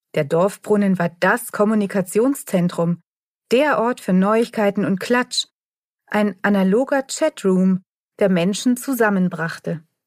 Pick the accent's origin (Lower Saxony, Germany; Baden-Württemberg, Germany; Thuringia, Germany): Baden-Württemberg, Germany; Tübingen; bei uns in Tübingen